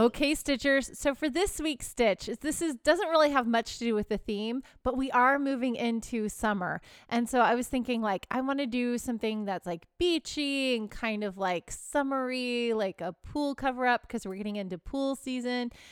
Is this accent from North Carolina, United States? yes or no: no; Houston, Texas, United States; now in California, United States; I'm from the South, I'm from Texas